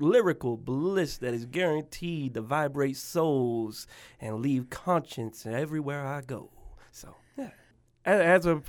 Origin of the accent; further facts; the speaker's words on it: Spokane, Washington, United States; born there; also born or lived in Tacoma, United States / Mobile, United States; So I was born to a mother who was 16 years old, and I was born at home in a tub. From my understanding, it was here in Spokane, and then I moved from here to Tacoma, and from Tacoma to Mobile, Alabama